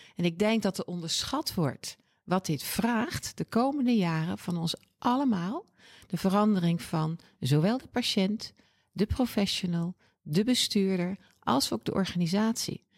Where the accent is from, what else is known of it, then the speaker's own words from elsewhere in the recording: Oosterbeek, Gelderland, Netherlands; moved away as an adult; now in Utrecht, Netherlands; Geboren en getogen in Oosterbeek, dat ligt bij Arnhem, prachtige plaats.